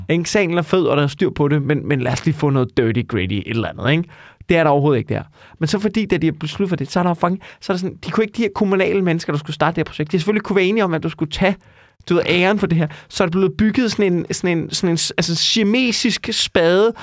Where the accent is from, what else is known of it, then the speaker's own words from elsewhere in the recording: Amager, Capital Region of Denmark, Denmark; jeg er jo fra Amager